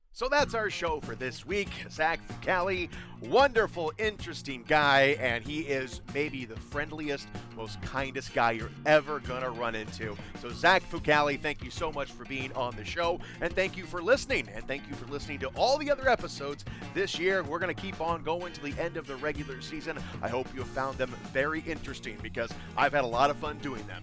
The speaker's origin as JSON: {"language": "English", "town": "Fort Wayne", "region": "Indiana", "country": "United States", "tie": "born or raised there", "said": "I'm from Fort Wayne. I am born and raised."}